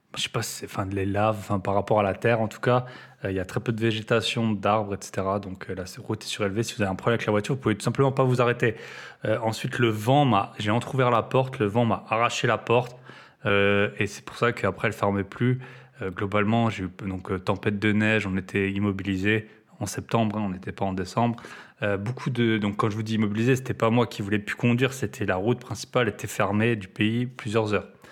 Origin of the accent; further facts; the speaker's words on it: France; en tant que Français